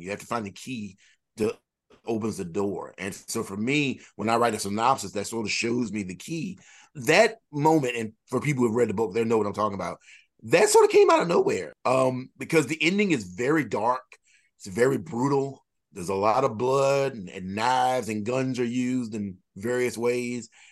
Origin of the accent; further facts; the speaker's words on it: United States; in my hometown, I live in a very small county, and, uh, of eight thousand people.